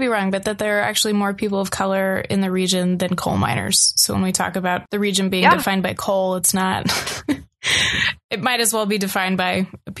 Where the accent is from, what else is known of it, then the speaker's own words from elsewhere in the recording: Western North Carolina, United States; moved away; I grew up kind of in Western North Carolina, which is pretty solidly Appalachian due to its relationship to the Blue Ridge Mountains